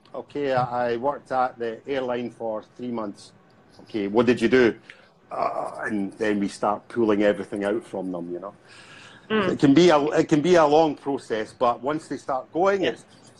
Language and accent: English; Scotland, United Kingdom; accent: Scottish; moved away; You know, well, I haven't lived in Scotland for about 15 years, so my accent, I feel, is kind of softening, but probably not to everyone else.